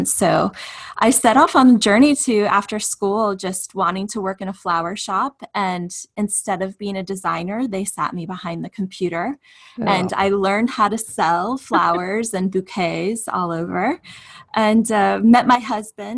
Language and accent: English; Apopka, Florida, United States; also born or lived in Michigan; I grew up in Central Florida. My family owns nursery businesses in Apopka, and that's the indoor foliage capital of the world. So my family moved from Michigan to Florida when I was four